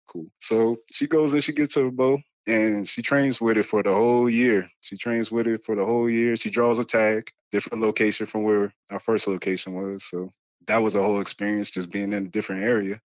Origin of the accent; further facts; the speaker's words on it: Spring Lake, North Carolina, United States; moved away as an adult; also born or lived in Washington, D.C. / New Mexico; I'm originally from Washington, D C. I'm really a city kid that moved out to North Carolina